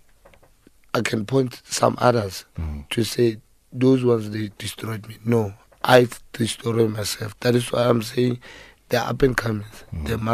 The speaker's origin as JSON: {"language": "English", "country": "South Africa", "said": "I'm from Ekasi"}